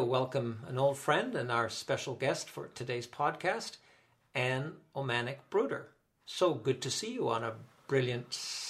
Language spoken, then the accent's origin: English; Barry's Bay, Ontario, Canada; But I know from growing up here, and I was born in Barry's Bay 70 years ago